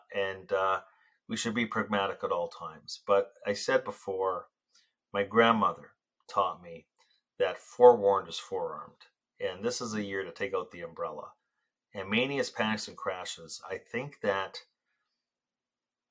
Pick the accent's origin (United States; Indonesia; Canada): Canada; I'm Canadian, very, very proud Canadian